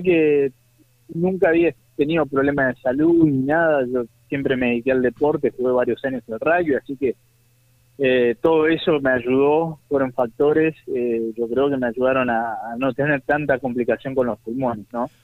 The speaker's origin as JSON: {"language": "Spanish", "town": "Buenos Aires", "country": "Argentina", "tie": "born or raised there", "also_born_or_lived": "Catamarca, Argentina", "said": "me nací en Catamarca, pero me crié en Buenos Aires"}